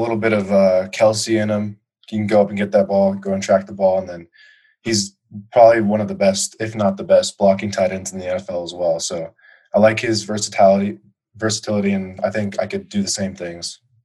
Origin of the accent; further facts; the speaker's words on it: Colorado, United States; my uh, my home state